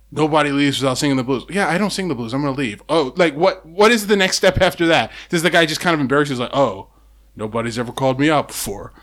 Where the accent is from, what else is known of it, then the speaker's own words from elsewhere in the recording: Seattle, Washington, United States; growing up, I didn't have, Seattle was kinda like, it's weird how small Seattle is